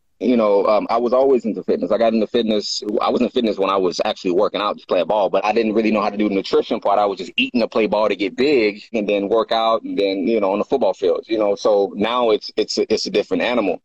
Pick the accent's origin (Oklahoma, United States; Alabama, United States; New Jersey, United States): Oklahoma, United States; moved away as an adult; now in California, United States; I'm originally from Oklahoma. I moved to California in 2006.